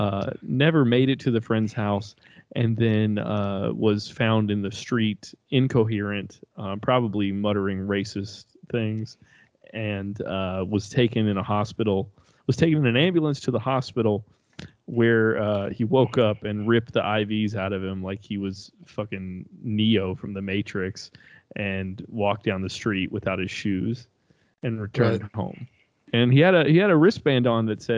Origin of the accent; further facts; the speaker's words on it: United States; as an American citizen.